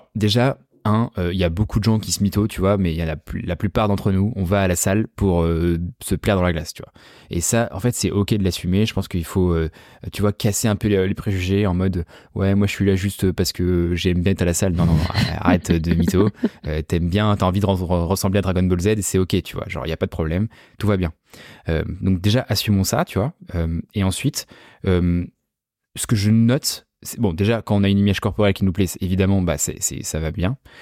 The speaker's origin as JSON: {"language": "French", "town": "La Rochelle", "region": "Nouvelle-Aquitaine", "country": "France", "moved": "yes", "lives_now": "Paris, France", "said": "moi je viens de La Rochelle à la base, tu vois, genre je suis pas du tout parisien"}